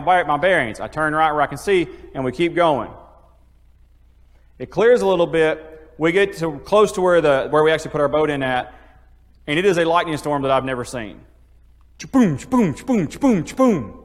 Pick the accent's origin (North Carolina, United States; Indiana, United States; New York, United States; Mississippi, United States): Mississippi, United States; Iuka; I grew up in Iuka, so I was on the water my whole life.